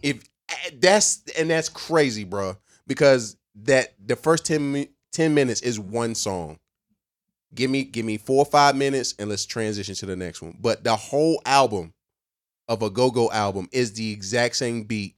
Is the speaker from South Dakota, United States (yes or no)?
no; near the North Carolina border, southern Virginia, United States; also born or lived in Alexandria, Virginia; I am not from Fredericksburg. I'm from the dirty, dirty of Virginia